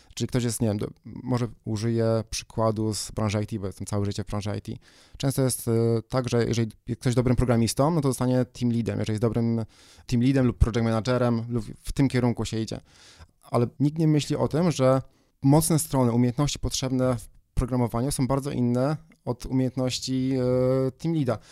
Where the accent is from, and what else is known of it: Poland